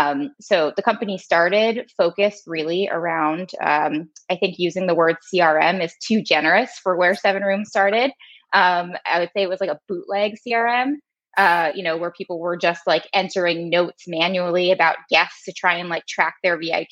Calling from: New York, United States; I'm calling in from New York.

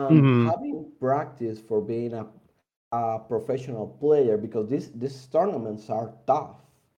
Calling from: San José, Costa Rica; I'm calling from San Jose, Costa Rica.

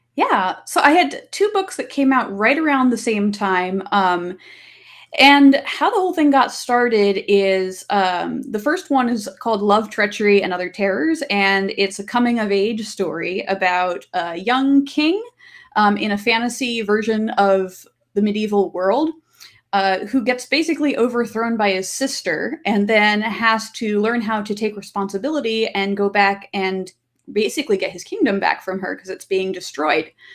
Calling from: Kingston, Washington, United States; I'm calling in from, uh, from Kingston, Washington.

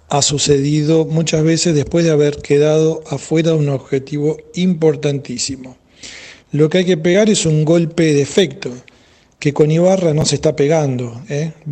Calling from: Rosario, Santa Fe, Argentina; Hola Marcelo, flaco querido … de Rosario.

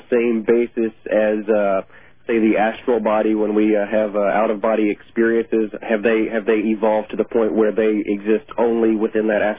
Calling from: Germany; I'm calling from Germany, stationed over here with the United States military.

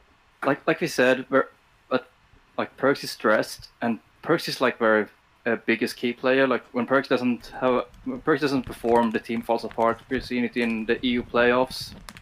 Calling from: Sweden; I'm calling from Sweden.

